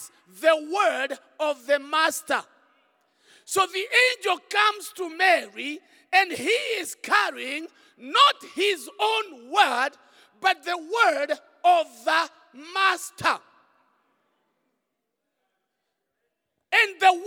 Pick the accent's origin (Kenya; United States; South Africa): Kenya; English is a second language; many of us in Kenya, English is not the first language. English for me is a third language.